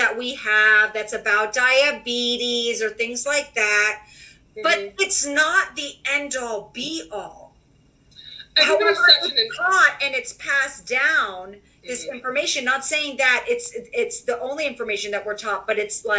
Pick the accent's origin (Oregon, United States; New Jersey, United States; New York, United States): New York, United States; New York City; being a New Yorker